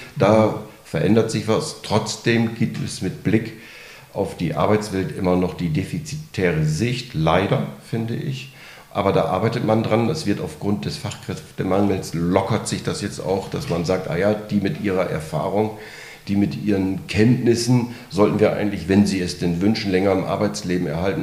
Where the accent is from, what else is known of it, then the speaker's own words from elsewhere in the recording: North Sea coast, Germany; also born or lived in Aachen / Berlin; now in Bad Säckingen, Germany; ich bin an der Nordsee groß geworden